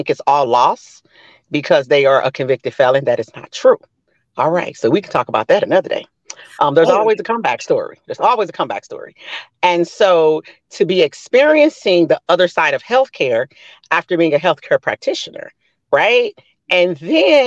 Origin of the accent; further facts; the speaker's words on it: Missouri, United States; also born or lived in Florida; I'm from Missouri. I did my time in Missouri